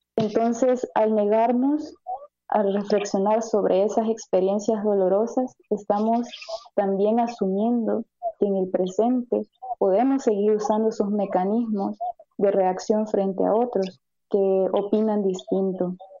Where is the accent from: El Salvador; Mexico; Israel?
El Salvador; Como salvadoreños y salvadoreñas